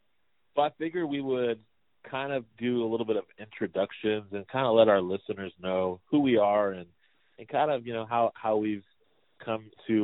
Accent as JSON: {"language": "English", "town": "Riverside", "region": "California", "country": "United States", "also_born_or_lived": "Tuscaloosa, Alabama", "moved": "yes", "lives_now": "New Mexico, United States", "said": "I'm from Riverside, California, by way of Tuscaloosa, Alabama"}